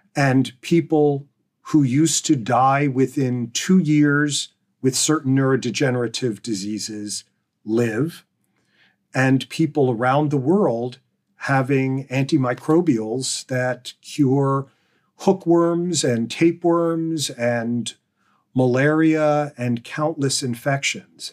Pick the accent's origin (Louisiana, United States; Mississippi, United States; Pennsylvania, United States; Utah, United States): Pennsylvania, United States; growing up in Pennsylvania